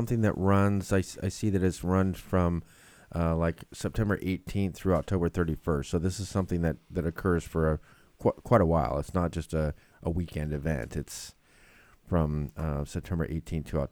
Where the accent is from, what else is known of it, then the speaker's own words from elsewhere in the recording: the Northwest, Pacific Northwest, United States; we're from the Northwest